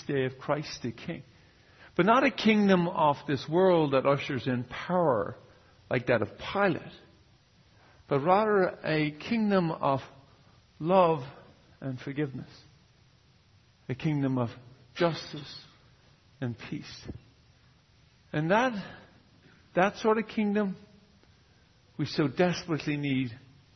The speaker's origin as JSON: {"language": "English", "country": "Ireland", "moved": "yes", "lives_now": "San Jose, United States", "said": "I'm from Ireland originally, but I'm from San Jose."}